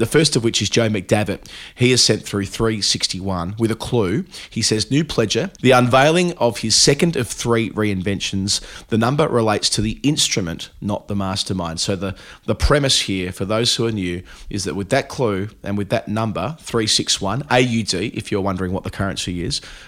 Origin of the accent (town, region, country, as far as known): Australia